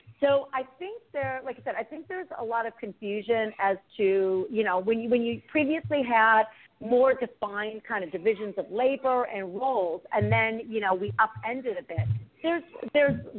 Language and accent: English; United States; born and raised in the States, two parents who immigrated from abroad.